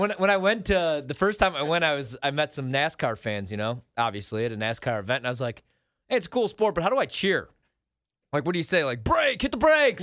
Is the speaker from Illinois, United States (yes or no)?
yes; Joliet, Illinois, United States; I'm from Joliet